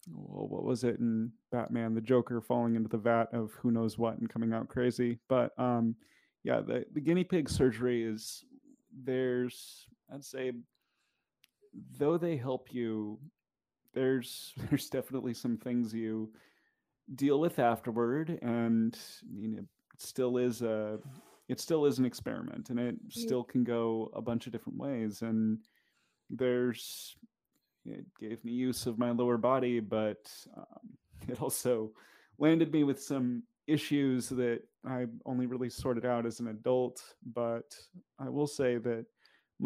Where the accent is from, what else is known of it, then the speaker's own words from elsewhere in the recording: Kitsap area, Washington, United States; where I grew up in the Kitsap area, it is a pretty heavily military area.